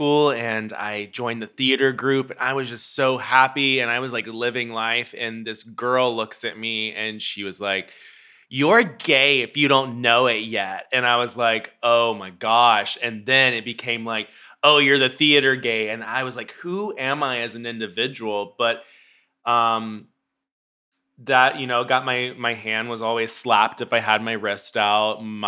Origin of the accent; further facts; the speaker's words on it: Memphis, Tennessee, United States; now in Los Angeles, United States; Ooh, well, Memphis was I was brought up Southern Baptist, very conservative, very all